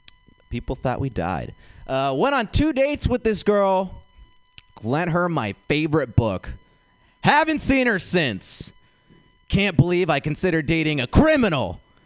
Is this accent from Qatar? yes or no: no; India; I'm Indian. I feel like I could just figure it out, you know?